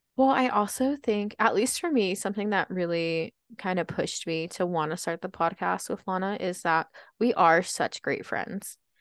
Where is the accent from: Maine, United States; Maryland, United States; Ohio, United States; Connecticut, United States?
Maryland, United States; Baltimore; now in Utah, United States; I was born and raised in Baltimore, Maryland